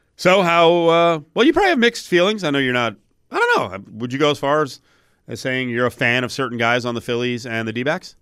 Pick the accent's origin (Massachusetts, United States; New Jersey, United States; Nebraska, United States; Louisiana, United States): New Jersey, United States; now in Las Vegas, United States; growing up in New Jersey